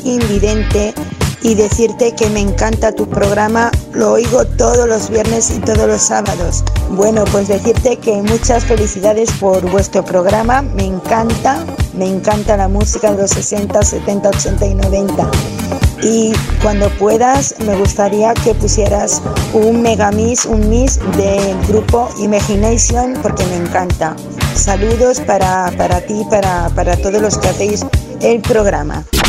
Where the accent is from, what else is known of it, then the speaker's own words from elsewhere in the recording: Madrid, Community of Madrid, Spain; now in Gandia, Spain; de Gandía, Valencia, aunque soy de Madrid